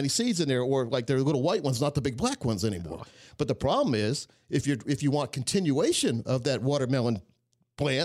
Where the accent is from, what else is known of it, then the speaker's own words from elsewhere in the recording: Scotland County, North Carolina, United States; I grew up in Scotland County, North Carolina, which is right on the border of North and South Carolina